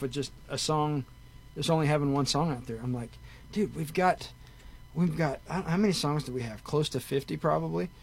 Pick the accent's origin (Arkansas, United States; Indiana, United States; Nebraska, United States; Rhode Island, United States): Arkansas, United States; we're from Arkansas.